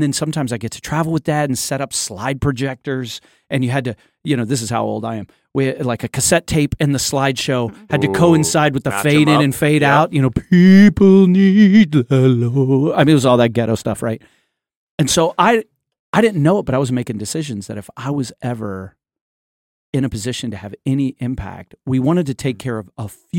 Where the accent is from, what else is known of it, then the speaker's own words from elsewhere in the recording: Port-au-Prince, Ouest, Haiti; now in United States; we were in some jacked up situations growing up in Port-au-Prince, Haiti.